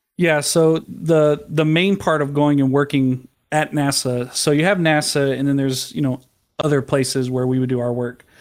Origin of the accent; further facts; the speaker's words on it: San Antonio, Texas, United States; I was born in San Antonio, Texas.